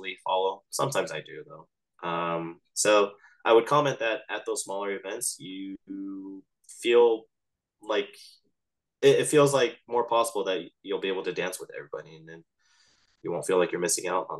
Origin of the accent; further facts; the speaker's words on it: Los Angeles, California, United States; I was from Los Angeles